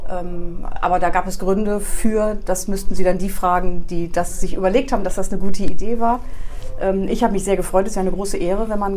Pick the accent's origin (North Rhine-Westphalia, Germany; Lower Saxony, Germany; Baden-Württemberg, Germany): North Rhine-Westphalia, Germany; Refrath; also born or lived in Porz; also ich bin in Ports nur geboren und habe die ersten zwei Jahre da verbracht. Und dann bin ich nach